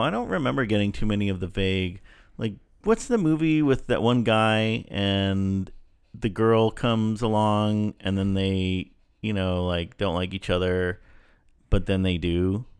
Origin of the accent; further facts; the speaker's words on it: El Paso, Texas, United States; moved away; I grew up in El Paso